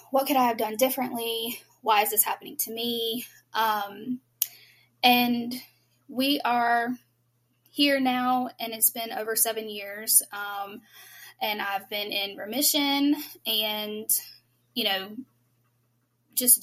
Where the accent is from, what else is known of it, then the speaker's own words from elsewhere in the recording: North Carolina, United States; I'm actually from North Carolina